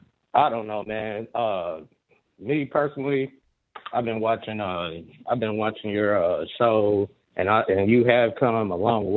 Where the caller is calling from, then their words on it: Kansas, United States; I'm calling in from Kansas, brother.